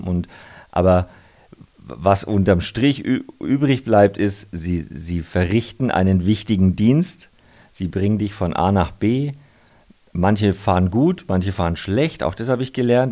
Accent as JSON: {"language": "German", "town": "Nuremberg", "region": "Bavaria", "country": "Germany", "tie": "born or raised there", "moved": "yes", "lives_now": "Munich, Germany", "said": "ich bin zwar jetzt gefühlt ein bisschen mehr Münchner als Nürnberger, einfach weil ich da schon sehr lange lebe und die meiste Zeit äh, verbringe, aber ich komme immer wieder gern heim nach Nürnberg"}